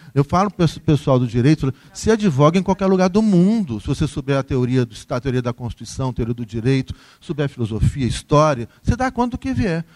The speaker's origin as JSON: {"language": "Portuguese", "country": "Brazil", "said": "nós brasileiros"}